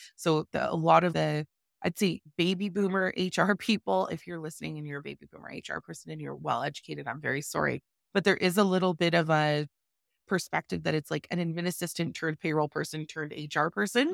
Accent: Calgary, Alberta, Canada; I am from Calgary, Alberta, born and raised

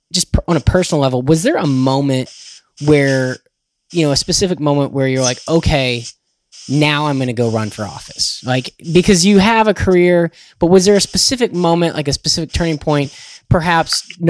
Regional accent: Florida, United States; I'm from Florida.

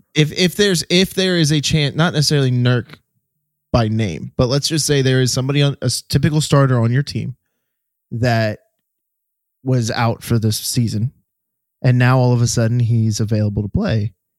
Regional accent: Florida, United States; my hometown teams, the Heat and or, well, the Heat primarily and the Magic

